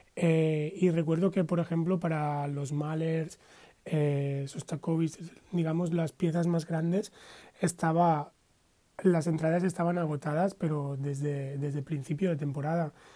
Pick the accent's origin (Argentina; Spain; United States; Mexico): Spain; moved away as an adult; also born or lived in Amsterdam, Netherlands; cómo somos los españoles